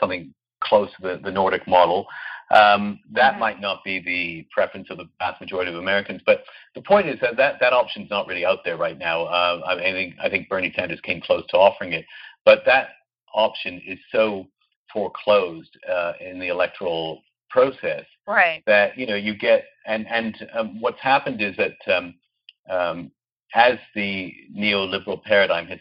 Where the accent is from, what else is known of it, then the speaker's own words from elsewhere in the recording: Canada; I come from Canada